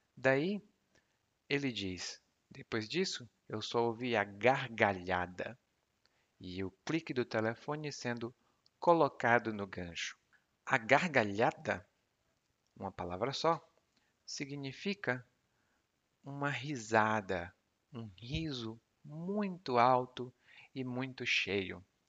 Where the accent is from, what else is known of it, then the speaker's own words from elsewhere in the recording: Brazil; o porquê de eu aprender português é que eu sou brasileiro